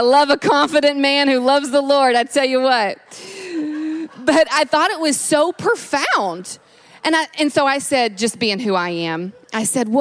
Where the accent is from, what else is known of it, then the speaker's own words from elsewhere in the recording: Kentucky, United States; moved away; I'm originally from Kentucky